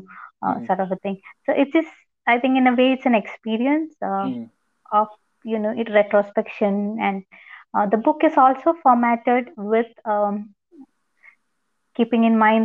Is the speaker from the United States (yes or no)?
no; India; from India